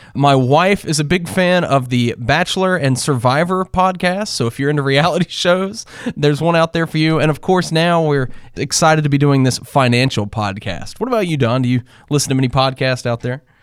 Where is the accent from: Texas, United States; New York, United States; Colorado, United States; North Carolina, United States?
North Carolina, United States; I grew up in North Carolina